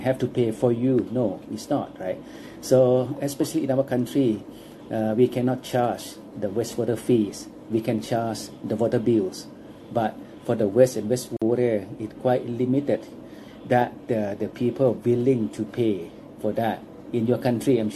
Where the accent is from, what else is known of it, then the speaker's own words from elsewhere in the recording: Chiang Mai, Thailand; English is a second language; my hometown again, that from Chiang Mai